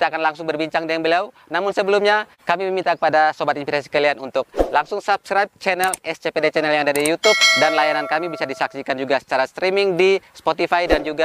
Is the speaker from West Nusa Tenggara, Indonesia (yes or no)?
yes; Bima, West Nusa Tenggara, Indonesia; Saya lahir di Kota Bima. Asli di Kota Bima.